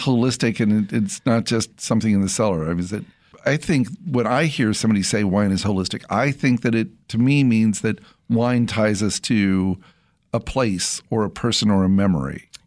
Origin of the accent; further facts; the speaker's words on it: Central California, United States; my childhood when I grew up in Central California